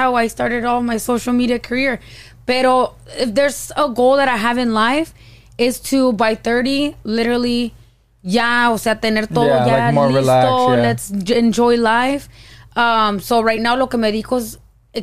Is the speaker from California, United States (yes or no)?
yes; Oxnard, California, United States; moved away as an adult; also born or lived in Ventura / Michoacán; now in Bakersfield, United States; grew up in Oxnard, 22 years.